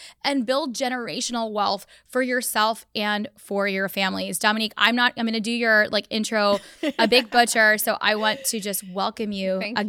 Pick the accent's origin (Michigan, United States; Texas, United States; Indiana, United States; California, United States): Texas, United States; I grew up in Texas. I drank Dr. Pepper.